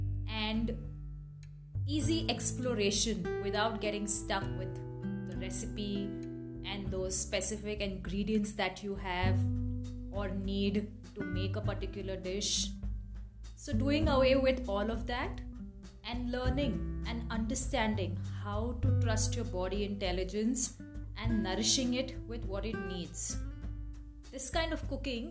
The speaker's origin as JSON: {"language": "English", "town": "Mumbai", "region": "Maharashtra", "country": "India", "moved": "as an adult", "lives_now": "Bir, India", "said": "I am originally from Mumbai"}